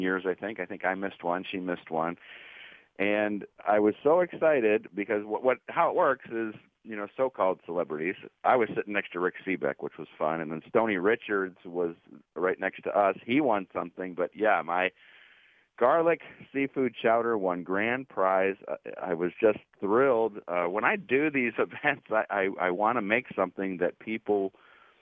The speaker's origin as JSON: {"language": "English", "town": "Cleveland", "region": "Ohio", "country": "United States", "tie": "born or raised there", "moved": "yes", "lives_now": "Pittsburgh, United States", "said": "I grew up in Cleveland"}